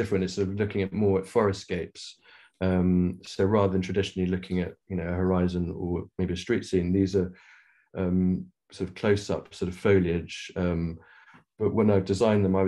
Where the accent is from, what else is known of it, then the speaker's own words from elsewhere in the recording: Nairobi, Kenya; now in London, United Kingdom; I grew up in Africa, and whereabouts? In Kenya.